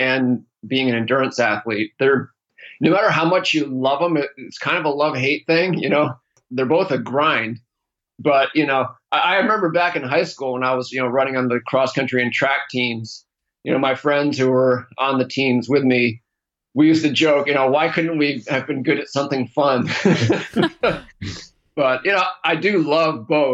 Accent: East Coast, United States; moved away as an adult; now in California, United States; I grew up in the East Coast, but moved to California in 1995, a couple years out of college

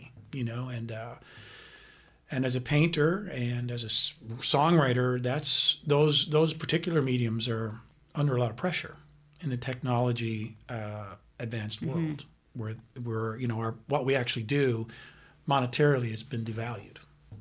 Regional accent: Carbonear, Newfoundland and Labrador, Canada; I was born in Newfoundland, a little place called Carbonear, which is about 2 hours from St. John's, where I was eventually raised in the Catholic school system

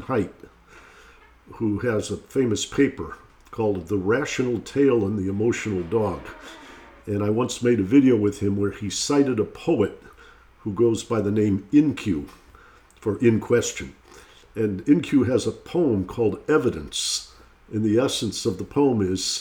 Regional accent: Detroit, Michigan, United States; I grew up in Detroit, Michigan

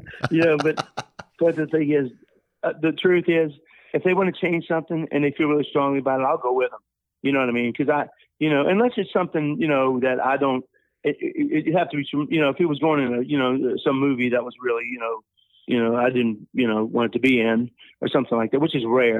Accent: New Orleans, Louisiana, United States; moved away; I'm from New Orleans originally

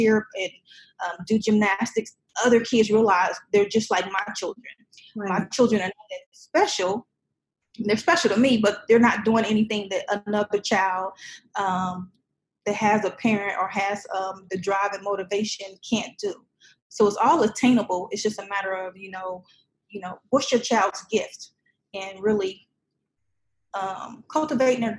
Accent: Indianapolis, Indiana, United States; moved away; also born or lived in Chicago, Illinois / Muncie, Indiana / Kentucky / Florida; I'm originally from Chicago, But I spent most of my time in Indianapolis

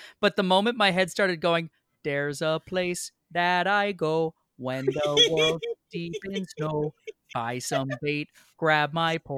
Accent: Maine, United States; now in New York, United States; I'm a Maine boy. So like, I'm a New Englander through and through

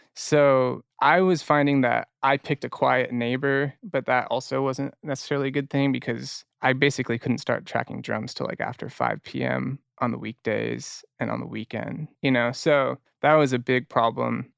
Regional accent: Orange County, California, United States; I grew up in Orange County.

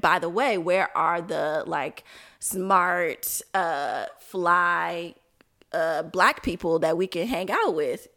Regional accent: Chicago, Illinois, United States; also born or lived in Milwaukee / Washington, D.C.; I'm from Chicago

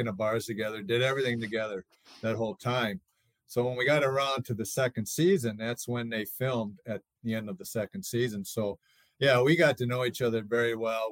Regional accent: St. Paul, Minnesota, United States; I grew up in Twin Cities in St. Paul.

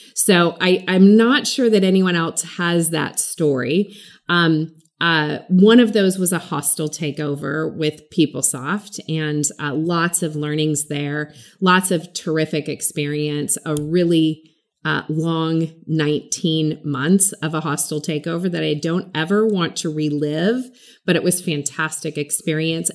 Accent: California, United States; growing up in California

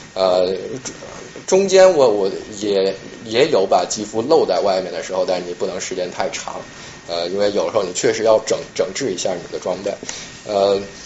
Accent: China; now in New York, United States; 作为一个中国人

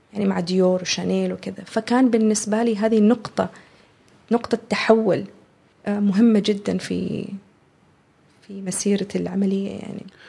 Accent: Oman; هذه هويتنا احنا كعمانيين

